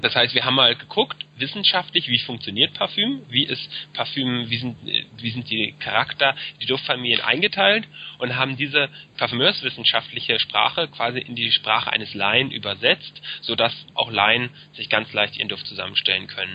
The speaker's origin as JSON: {"language": "German", "region": "Berlin", "country": "Germany", "tie": "born or raised there", "also_born_or_lived": "Frankfurt (Oder)", "said": "ich bin gebürtiger Berliner, einer der wenigen hier"}